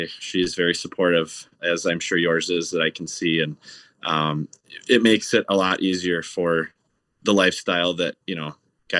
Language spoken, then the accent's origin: English; Stillwater, Minnesota, United States; I grew up in Stillwater, Minnesota, which is right on the Minnesota side of the St. Croix River.